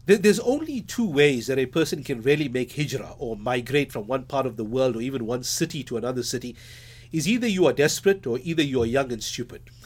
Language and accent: English; Durban, KwaZulu-Natal, South Africa; moved away as an adult; also born or lived in Johannesburg / United States; I'm a Durbanite, a born Durbanite